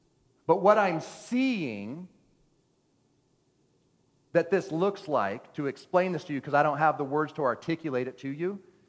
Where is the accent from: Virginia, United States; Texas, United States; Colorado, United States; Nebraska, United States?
Texas, United States; Oh my gosh, I'm a Texan. Texans don't do this.